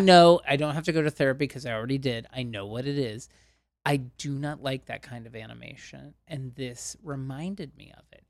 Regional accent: Ohio, United States; I'm from Ohio and we have a bunch of amusement parks in Ohio

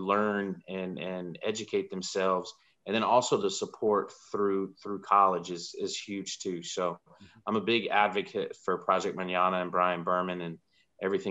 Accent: Fayetteville, North Carolina, United States; as the son of a veteran and somebody born and raised in Fayetteville, Fort Bragg

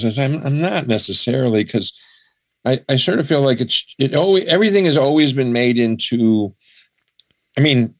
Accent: Buffalo, New York, United States; now in Massachusetts, United States; I grew up in Buffalo

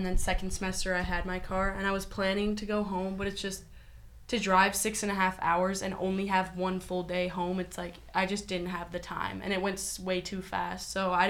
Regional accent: Minnesota, United States; moved away as an adult; now in Lincoln, United States; I am from the Midwest, but Minnesota is a very liberal state

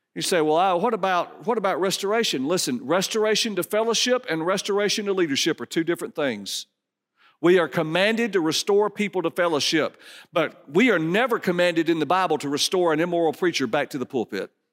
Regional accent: Dallas, Georgia, United States; I grew up in Dallas, Georgia

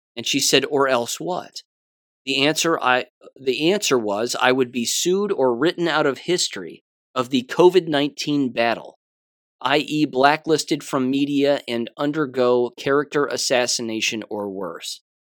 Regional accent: United States; I'm an American

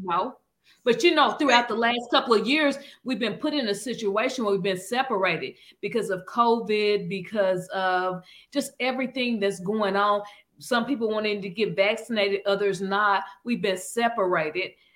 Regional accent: Arkansas, United States; moved away; I'm from Arkansas

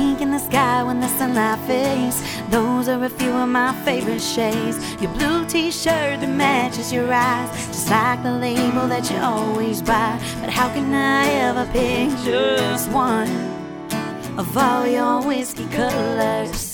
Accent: Columbus, Ohio, United States; moved away as an adult; now in North Shore, Massachusetts, United States; I grew up in Columbus, Ohio, moved out here about 12 years ago now

